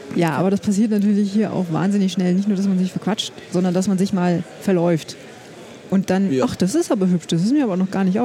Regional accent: Germany; ich bin ja in der Nähe von Berlin aufgewachsen

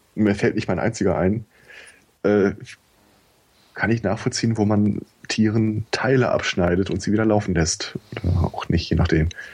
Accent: Germany; Bei uns in Deutschland

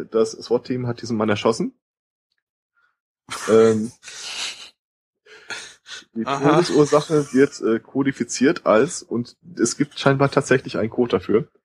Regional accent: United States; warum ich als Amerikaner die Polizei anrufen würde, ganz ehrlich, werden immer geringer.

